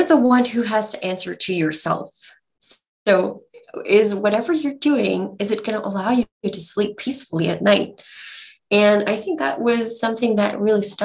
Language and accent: English; Bangalore, Karnataka, India; I'm from Bangalore